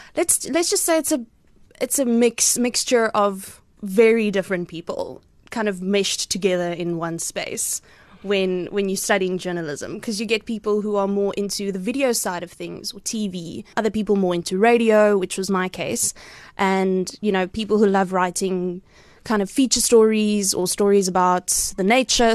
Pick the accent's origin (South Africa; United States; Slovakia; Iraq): South Africa; Cradock, Eastern Cape; moved away as an adult; also born or lived in Potchefstroom / Johannesburg; now in Port Elizabeth, South Africa; I grew up on a dairy farm there